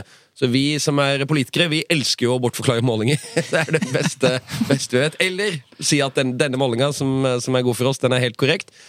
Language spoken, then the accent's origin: Norwegian; Agder, Norway; jeg som sørlending mener jo når det endelig skjer noe i Agder, så, så må vi jo backe opp under det.